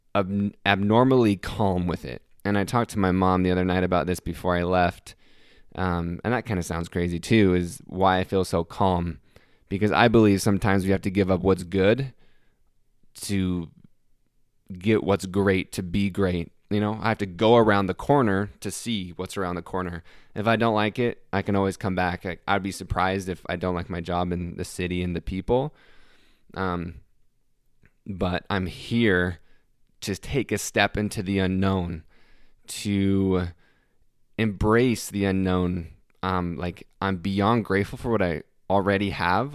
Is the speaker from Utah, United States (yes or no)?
yes; Salt Lake City, Utah, United States; moved away as an adult; now in Greenville, United States; I'm moving away from Salt Lake City, Utah, where I was born and have lived my entire life.